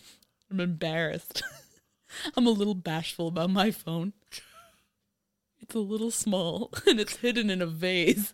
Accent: New York, United States; I'm from New York

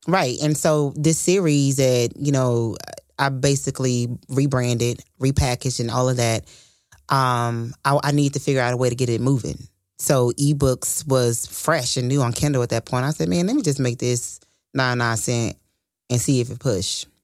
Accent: Fort Worth, Texas, United States; from Fort Worth, Texas

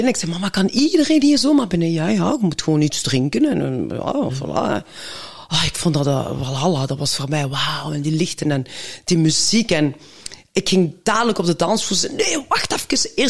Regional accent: Belgium; ik ben in België geboren. En papa is naar hier gekomen toen hij 18 was, eh, om in de mijnen te werken. En dan heeft hij mijn mama ontmoet een Genk.

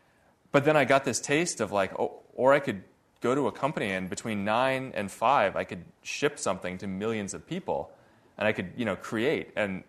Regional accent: Redmond, Washington, United States; So, well, I grew up in Redmond, home of Microsoft

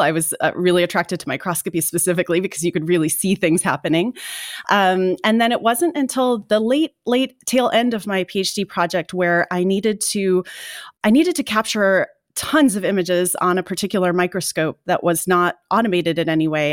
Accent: Indiana, United States; I grew up in Indiana

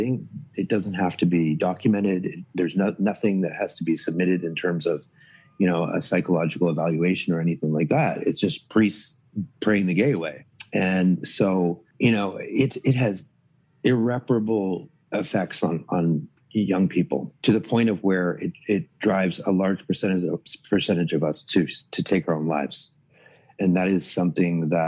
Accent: Toronto, Ontario, Canada; moved away; also born or lived in Dallas, Texas / New York; I grew up in Toronto

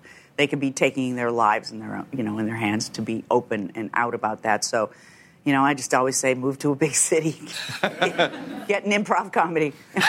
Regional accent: Chicago, Illinois, United States; The south side of Chicago in a suburb.

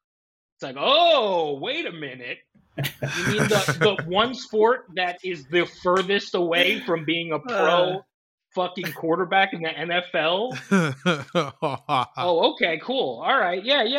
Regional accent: New Jersey, United States; moved away; See, I'm from New Jersey. So it's, you know, we do all the New York stuff.

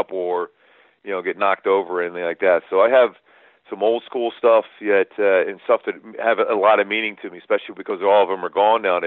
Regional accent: Philadelphia, Pennsylvania, United States; We grew up in Philly

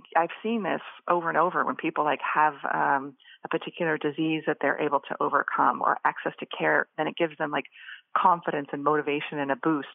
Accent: Boise, Idaho, United States; moved away as an adult; in the area that I was living growing up in Boise, Idaho

